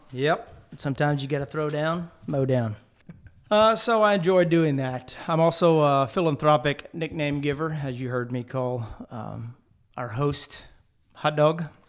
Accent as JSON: {"language": "English", "area": "Jeff Davis Parish", "region": "Louisiana", "country": "United States", "tie": "born or raised there", "also_born_or_lived": "Lake Charles, Louisiana", "said": "I'm also from Lake Charles, uh, but I grew up in Jeff Davis Parish"}